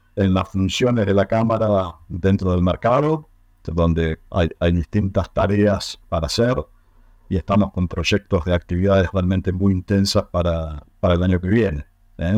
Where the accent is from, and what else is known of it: Argentina